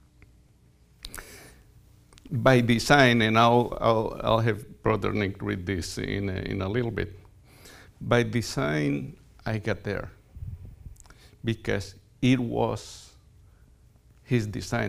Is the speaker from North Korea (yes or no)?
no; Colombia; moved away; I grew up in Colombia. In fact, I grew up in a coffee plantation.